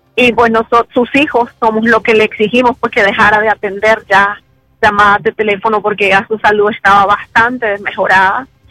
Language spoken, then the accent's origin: Spanish; León, Nicaragua; gente de mi pueblo